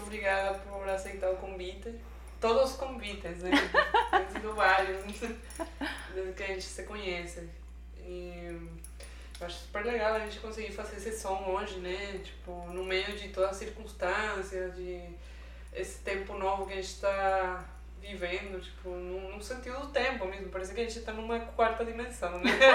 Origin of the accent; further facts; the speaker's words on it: Venezuela; Portuguese is a second language; moved away as an adult; now in Brazil; eu sou venezuelana, tipo, tenho três anos morando aqui no Brasil